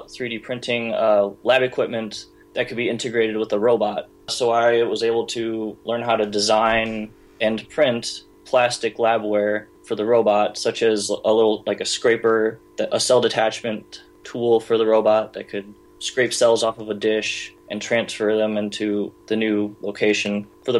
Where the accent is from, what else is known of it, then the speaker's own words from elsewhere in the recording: St. Louis, Missouri, United States; moved away as an adult; now in Syracuse, United States; I'm from St. Louis, Missouri, and right now I'm in Syracuse, New York